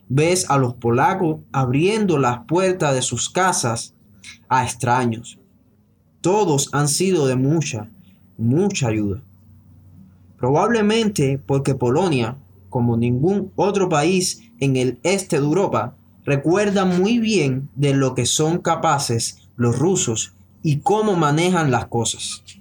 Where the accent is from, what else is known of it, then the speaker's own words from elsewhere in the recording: Lviv, Lviv Oblast, Ukraine; Spanish is a second language; moved away; also born or lived in Poland; Cuando me encontré con una iglesia evangélica grande en mi ciudad natal, en Leópolis, Ucrania y conocí a unos creyentes de ahí que compartieron el Evangelio conmigo. Me mudé hace 12 años, como les digo.